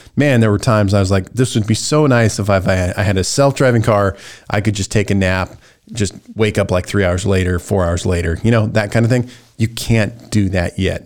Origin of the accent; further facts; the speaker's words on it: United States; American Christians